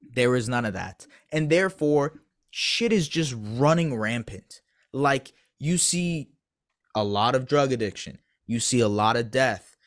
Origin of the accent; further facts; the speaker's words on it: Canada; I'm not saying that just as a Canadian